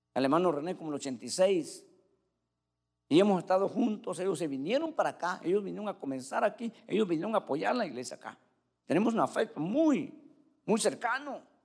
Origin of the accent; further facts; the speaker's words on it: Cuba; yo en Cuba